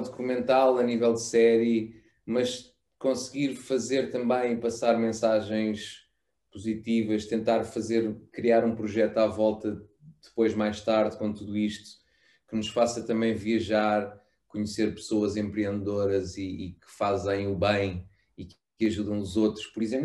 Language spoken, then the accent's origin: Portuguese; Melides, Alentejo, Portugal; em Melides, na costa alentejana, uh, local onde eu cresci e, e fiz todas minha, as minhas férias de infância desde, desde pequeno